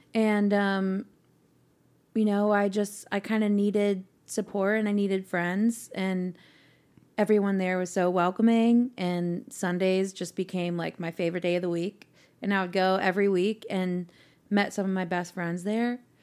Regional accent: Mill Valley, California, United States; moved away as an adult; now in Nashville, United States; Not necessarily San Francisco, but the little suburb where we grew up in, where I grew up

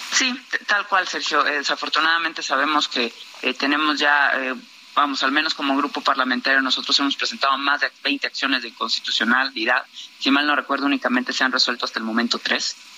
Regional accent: Veracruz, Mexico; yo soy veracruzana

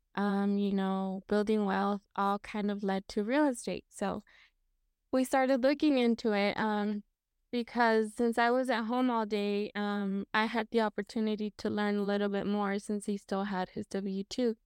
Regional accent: Washington, United States; I was born and raised in Washington State, um, that is currently where I live

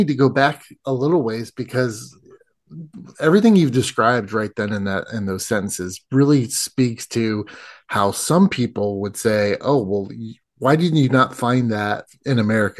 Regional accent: United States; I'm American

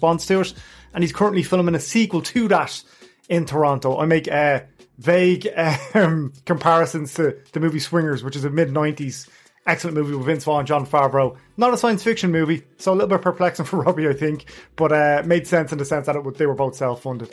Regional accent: Ireland; We're Irish

